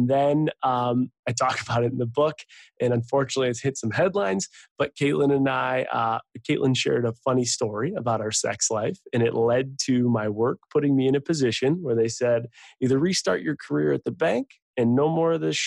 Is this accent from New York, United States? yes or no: yes; Buffalo, New York, United States; moved away as an adult; now in Nashville, United States; Born and raised in Buffalo